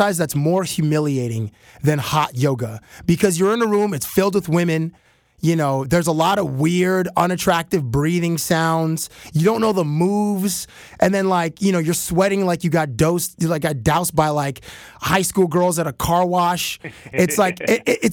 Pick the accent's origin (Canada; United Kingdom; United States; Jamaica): Canada; I'm from Canada